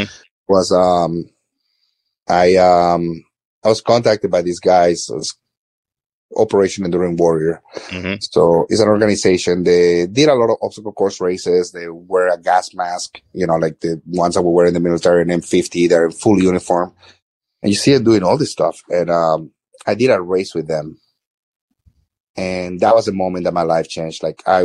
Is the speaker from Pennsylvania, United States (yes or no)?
no; Florida, United States; As I said, like I grew up in South Florida, like I've always been in the city.